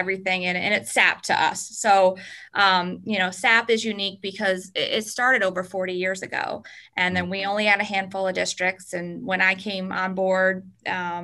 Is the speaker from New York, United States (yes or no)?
yes; Schodack, New York, United States; I grew up in Scodack, New York, which is about 10 minutes southeast of Albany.